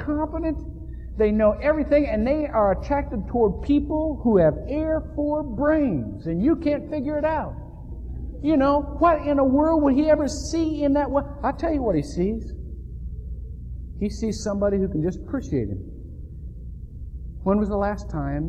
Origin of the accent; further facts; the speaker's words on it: Shelby, Ohio, United States; When I was growing up in Shelby, Ohio